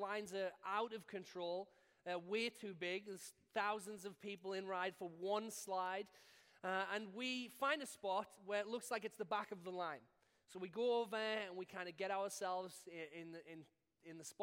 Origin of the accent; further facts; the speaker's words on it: United Kingdom; being British